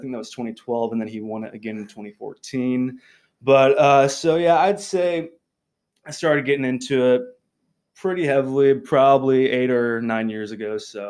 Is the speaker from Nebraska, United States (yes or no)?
yes; Benedict, Nebraska, United States; I'm from Benedict, Nebraska, over by York.